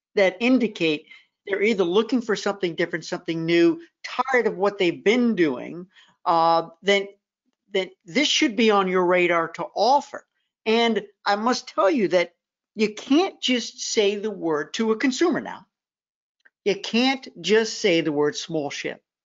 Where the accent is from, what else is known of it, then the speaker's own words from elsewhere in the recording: Memphis, Tennessee, United States; my hometown